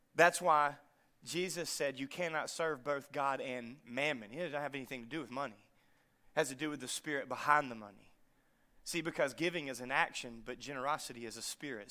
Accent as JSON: {"language": "English", "region": "North Louisiana", "country": "United States", "moved": "yes", "said": "I'm from North Louisiana"}